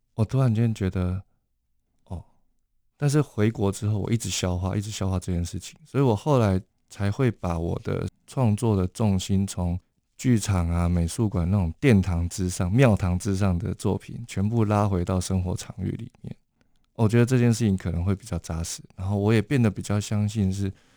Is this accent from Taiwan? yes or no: yes; Taipei, Taiwan; 我是到政出身长大，然后所以我有一个很了不起的外公，他在大家庭当持科医生，然后养活我们一大家子